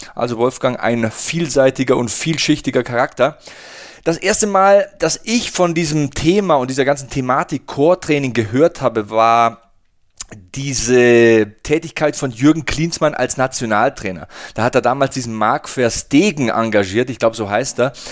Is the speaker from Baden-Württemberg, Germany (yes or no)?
no; Passau, Bavaria, Germany; ich komme aus Passau